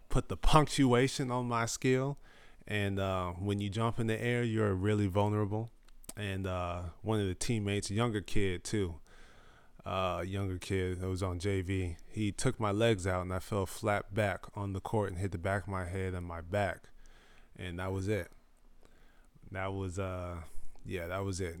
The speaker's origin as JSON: {"language": "English", "town": "Indio", "region": "California", "country": "United States", "tie": "born or raised there", "also_born_or_lived": "Fresno, California / Austin, Texas", "said": "ten years in Indio, California."}